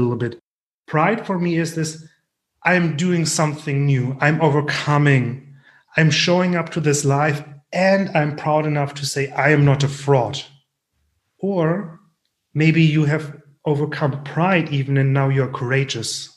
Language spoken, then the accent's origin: English; Germany; accent: thick German; English is a second language; my thick German accent